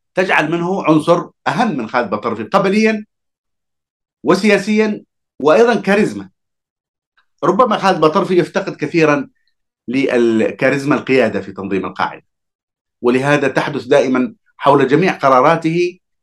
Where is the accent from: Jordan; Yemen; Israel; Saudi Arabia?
Yemen; Hadhramaut; أنا كحضرمي